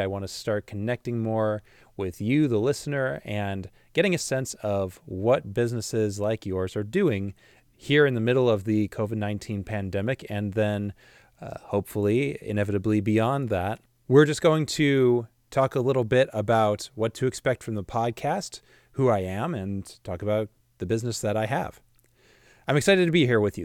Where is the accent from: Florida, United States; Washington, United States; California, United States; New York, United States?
Washington, United States; also born or lived in Illinois; I'm from the Midwest, from Illinois, but was raised here in the Pacific Northwest in Washington State, spent majority of my life here